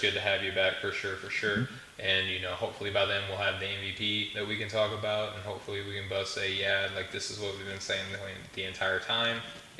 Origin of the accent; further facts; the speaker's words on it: Arkansas, United States; moved away; I'm from Arkansas, again, originally.